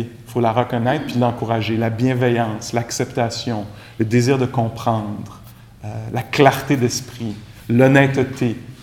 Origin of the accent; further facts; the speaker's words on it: Quebec, Canada; accent: Québécois; mon accent anglais, euh, très charmant, très québécois